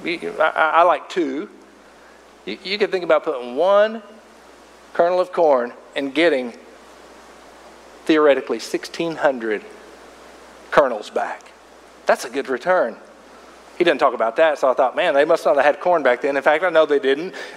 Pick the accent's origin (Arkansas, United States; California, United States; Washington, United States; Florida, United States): Arkansas, United States; Arkansas River Valley, United States; where I grew up over in the Arkansas River Valley